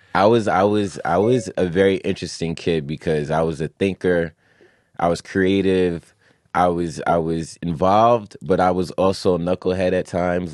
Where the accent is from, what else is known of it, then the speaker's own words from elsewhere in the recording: New York City, New York, United States; also born or lived in Long Island; I grew up in Long Island, I grew up in Queens, family in Brooklyn and the Bronx